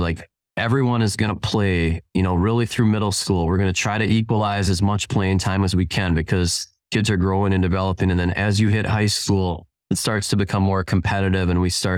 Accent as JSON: {"language": "English", "town": "Minneapolis–Saint Paul", "region": "Minnesota", "country": "United States", "tie": "born or raised there", "lives_now": "Lake City, United States", "said": "I grew up in the Twin Cities"}